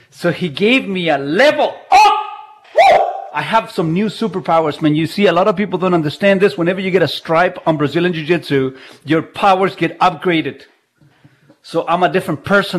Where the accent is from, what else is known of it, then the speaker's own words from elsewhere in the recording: Chile; English is a second language; now in Canada; I was born in Chile, so I have Chilean heritage.